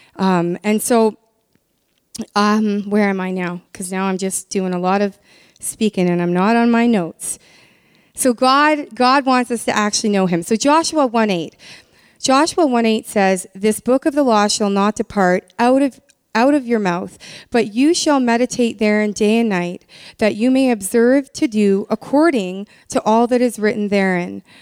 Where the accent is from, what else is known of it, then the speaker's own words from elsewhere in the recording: Canada; I've been born and raised in Canada